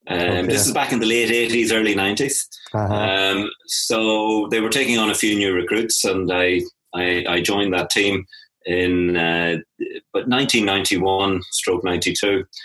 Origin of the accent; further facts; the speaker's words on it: County Offaly, Leinster, Ireland; moved away as an adult; now in Derry, United Kingdom; I'm actually from County Offaly on the River Shannon there, and I came to university up here about 30 years ago.